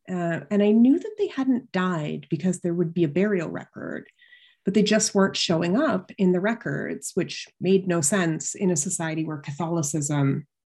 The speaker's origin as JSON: {"language": "English", "town": "London", "region": "Ontario", "country": "Canada", "tie": "born or raised there", "said": "So I grew up in London, Ontario, which is just across the border from Syracuse in Canada."}